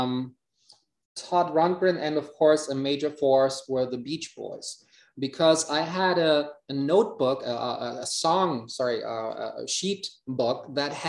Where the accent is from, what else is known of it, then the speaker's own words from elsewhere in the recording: Hamburg, Germany; English is a second language; life in Hamburg, which I at that point did not like too much